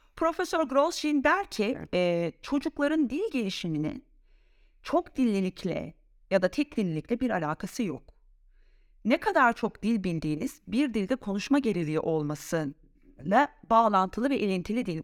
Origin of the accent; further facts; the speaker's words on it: Samsun, Turkey; first language Turkish; moved away as an adult; also born or lived in Istanbul, Turkey; now in Zurich, Switzerland; Samsun'da, Samsun Anadolu Lisesi'nde doğup, şey e, okuyup orada öğrendiğim İngilizceyi şu anda İsviçre'de, Zürih'te kullanan